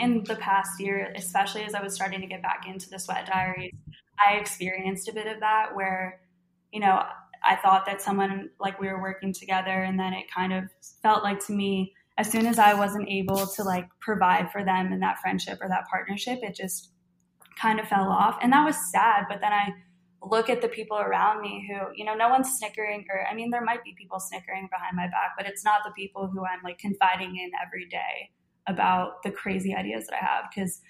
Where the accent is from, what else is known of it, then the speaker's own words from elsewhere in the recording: Philadelphia, Pennsylvania, United States; That's just, I'm from Philly, but apparently living in Louisiana for the last, what, 11 years, I've just adapted.